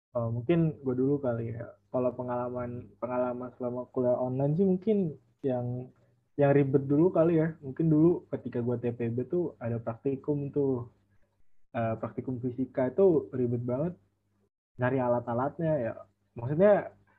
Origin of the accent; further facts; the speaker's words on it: Central Lampung, Indonesia; now in Bandar Lampung, Indonesia; gue sendiri kebetulan asli Lampung, uh, cuman gue aslinya Lampung Tengah